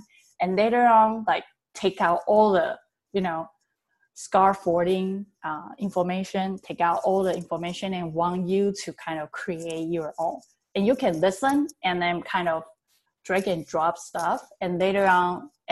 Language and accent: English; Taiwan; English is a second language; now in California, United States; My background is that I learned English back in Taiwan